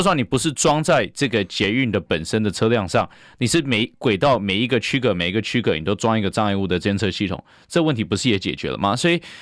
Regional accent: Taiwan; 我们台湾人

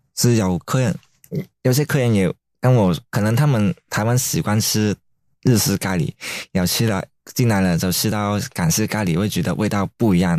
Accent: Hong Kong; now in Taiwan; 因为我也是香港人啊

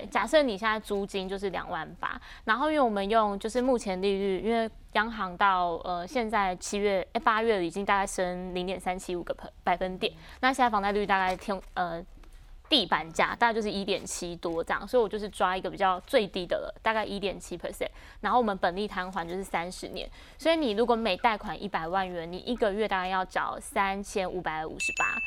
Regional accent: Keelung, Taiwan; moved away; 我也是基隆人

